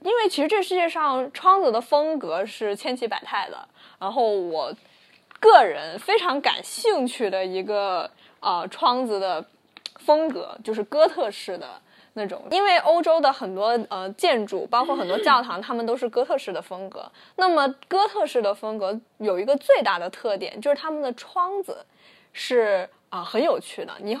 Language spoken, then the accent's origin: Chinese; Guangdong, China; 所以嘛，我们我们广东人嘛不听故事